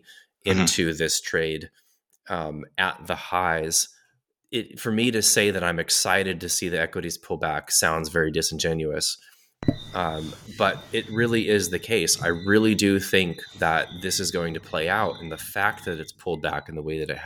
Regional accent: United States; being an American and living in the United States

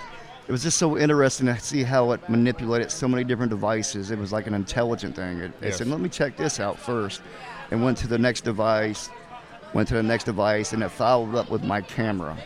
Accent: Indianapolis, Indiana, United States; I'm from Indiana myself. I'm from Indianapolis area

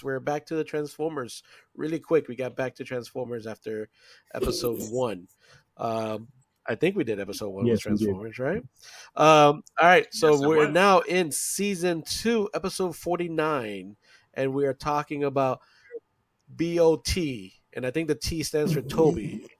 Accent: British Virgin Islands; I'm from the British Virgin Islands.

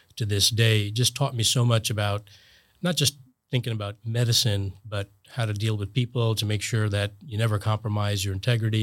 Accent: New Jersey, United States; moved away as an adult; also born or lived in Connecticut / Boston; now in Florida, United States; I grew up in New Jersey, and my folks still live there.

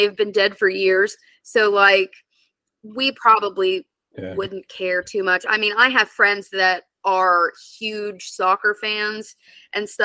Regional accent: United States

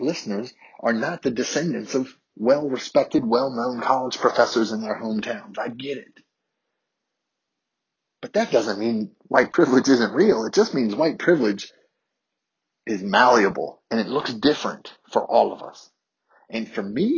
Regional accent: Harrisonburg, Virginia, United States; my black classmates growing up in Harrisonburg, Virginia

